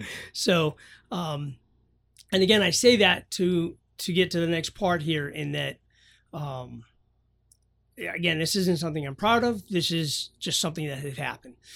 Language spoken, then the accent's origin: English; New Hampshire, United States; I grew up in New Hampshire